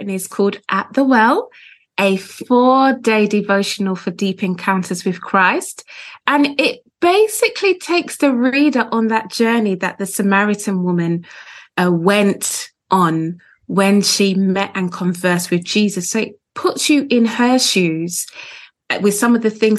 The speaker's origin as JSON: {"language": "English", "region": "London", "country": "United Kingdom", "tie": "born or raised there", "said": "I was born in London. I live just outside of London now."}